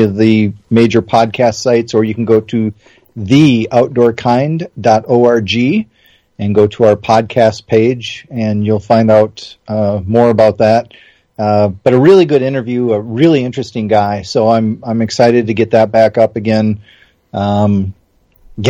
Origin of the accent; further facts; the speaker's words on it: Wisconsin, United States; I'm from Wisconsin